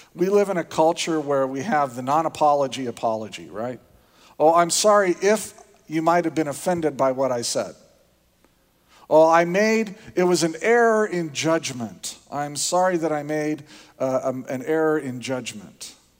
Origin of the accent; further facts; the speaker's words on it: Indiana, United States; moved away; I grew up in Indiana. It's a different culture. We have different ways of dealing with things down there